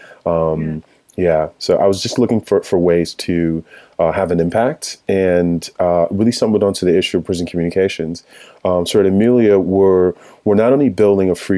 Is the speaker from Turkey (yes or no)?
no; Connecticut, United States; also born or lived in Chicago, Illinois / Nigeria; my family moved to Connecticut, where we've lived